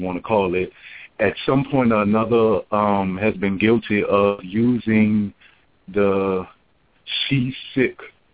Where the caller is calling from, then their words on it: Atlanta, Georgia, United States; I'm calling from Atlanta, Georgia